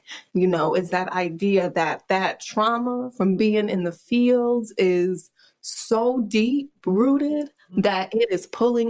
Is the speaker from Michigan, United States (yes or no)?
yes; Grand Ledge, Michigan, United States; I grew up in a very suburban, very white part of Michigan called Grand Ledge.